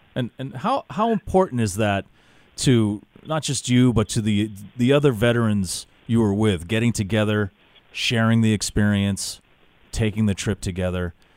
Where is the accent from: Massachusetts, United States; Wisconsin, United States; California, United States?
Massachusetts, United States; Worcester; former uh, resident of Worcester, Massachusetts, my hometown.